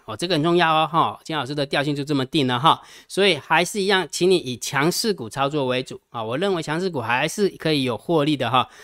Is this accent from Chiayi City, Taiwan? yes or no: no; Jiadong, Pingtung County, Taiwan; 出生在屏东嘉东石光县啊